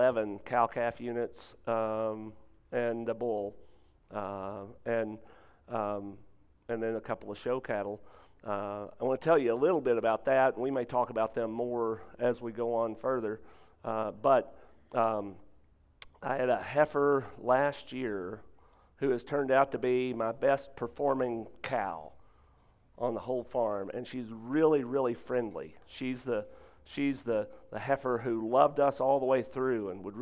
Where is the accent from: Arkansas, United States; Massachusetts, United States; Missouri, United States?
Arkansas, United States; Lake City; moved away; I grew up in Lake City, Arkansas